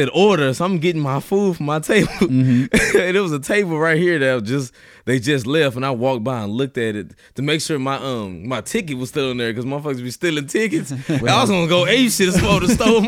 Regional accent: Houston, Texas, United States; now in Denton, United States; I'm from Houston

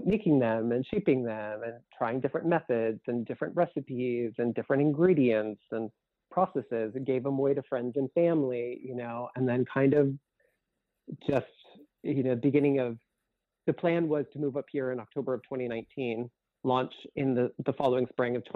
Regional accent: Connecticut, United States; moved away as an adult; also born or lived in New York City; now in Sullivan County, United States; I grew up in Connecticut

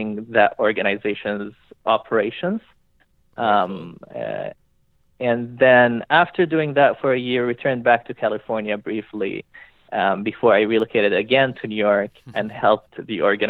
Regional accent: Montreal, Quebec, Canada; I'm Canadian from Montreal, Quebec. So I grew up in the lovely French city of Montreal.

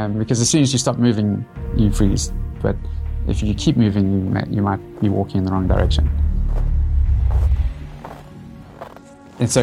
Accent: Cape Town, Western Cape, South Africa; I'm Cape Town born and bred.

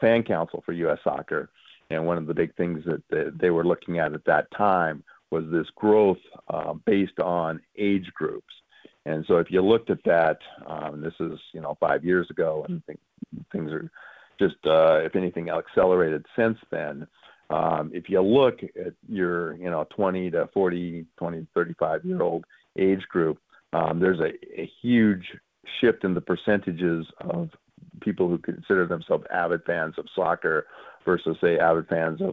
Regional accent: Frenchtown, Montana, United States; when I grew up in Montana, there was no youth soccer.

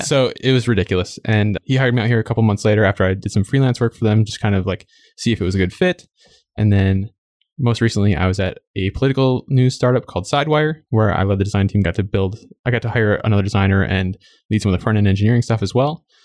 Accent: Minnesota, United States; now in San Francisco, United States; I'm actually from Minnesota, which is in the Midwest of the U S

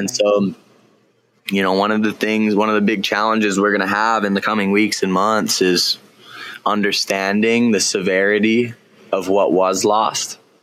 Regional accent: Kahana, Hawaii, United States; also born or lived in Lahaina; Kahana, my hometown

